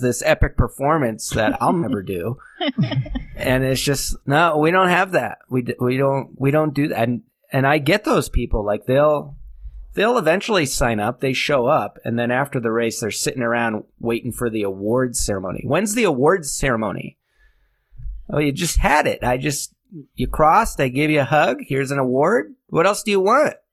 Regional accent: New Hampshire, United States; also born or lived in Manchester, New Hampshire; I grew up in New Hampshire

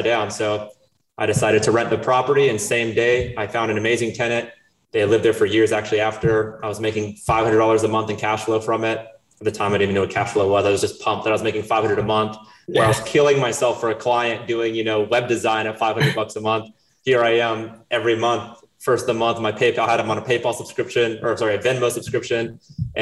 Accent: Chapel Hill, North Carolina, United States; also born or lived in Brazil / Wilmington, North Carolina; I was 5 years old. My parents moved us to Chapel Hill, North Carolina. I grew up in Chapel Hill

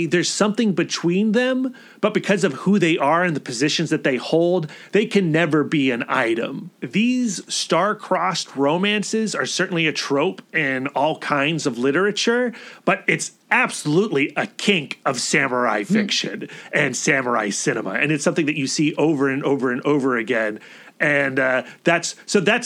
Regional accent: United States; I as an American, as a person with Western sensibilities

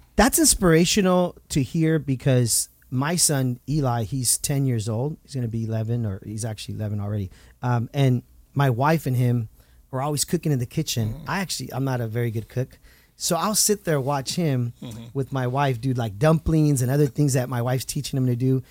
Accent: Santa Ana, California, United States; Santa is my hometown

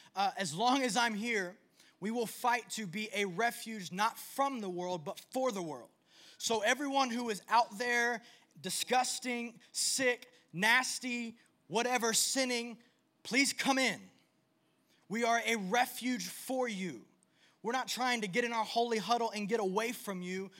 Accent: United States; I was born in the United States

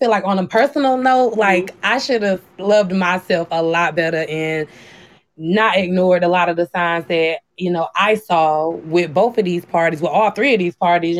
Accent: South Carolina, United States; born and raised in South Carolina

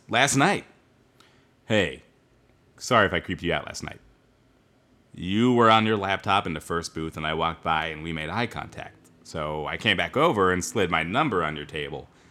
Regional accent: Bothell, Washington, United States; I am from Bothell, Washington

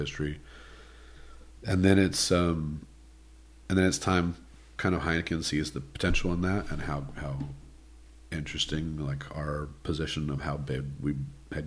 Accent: King City, California, United States; Growing up in King City

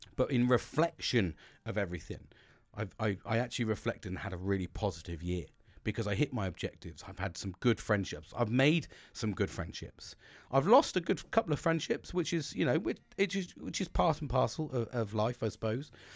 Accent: United Kingdom; I'm British

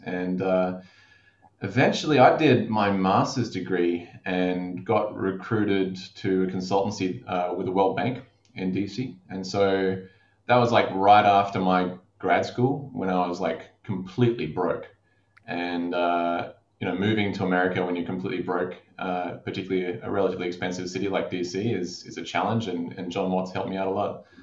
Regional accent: Darwin, Northern Territory, Australia; I grew up in Darwin

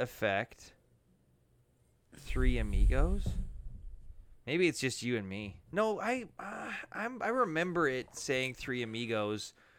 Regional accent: Canada; for us being Canadian

